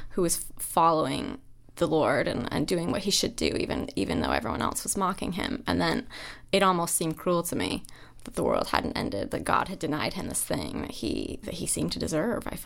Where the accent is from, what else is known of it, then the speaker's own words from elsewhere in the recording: Idaho, United States; my hometown had 200 people in it. It's this extremely isolated farming community in Idaho.